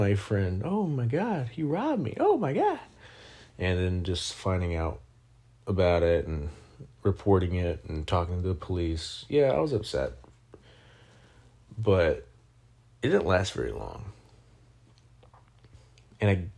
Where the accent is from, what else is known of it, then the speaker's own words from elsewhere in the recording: Sabinal, Texas, United States; moved away; also born or lived in Minnesota; I went back to my hometown in Texas